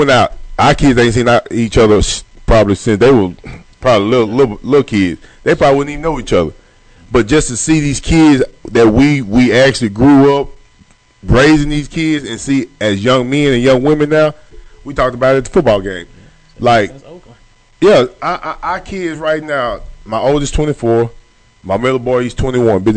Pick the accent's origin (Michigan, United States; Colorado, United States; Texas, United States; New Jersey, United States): Texas, United States; Longview; a lot of people that I grew up with back in Longview and Pine Tree